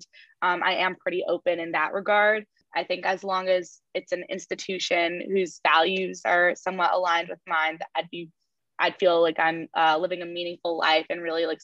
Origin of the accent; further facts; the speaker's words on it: New York, United States; growing up in New York and being able to go to the hall and hear concerts